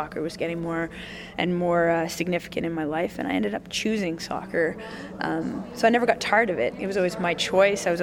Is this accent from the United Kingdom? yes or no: yes; Wales, United Kingdom; we did horseback riding when we were growing up in Wales